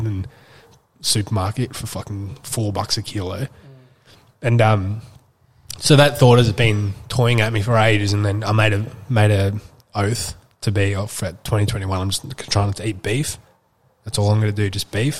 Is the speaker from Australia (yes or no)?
yes; Wandong, Victoria, Australia; where we grew up in Wandong